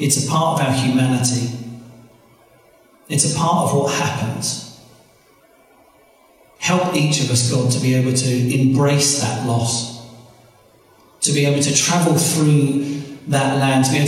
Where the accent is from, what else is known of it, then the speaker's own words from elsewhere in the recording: United Kingdom; I'm British, it says British on my passport.